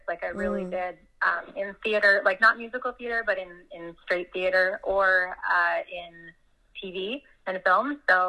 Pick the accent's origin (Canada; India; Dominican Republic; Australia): Canada; Burlington, Ontario; I'm from Burlington, about 45 minutes west of Toronto. I've spent most of my life here in Burlington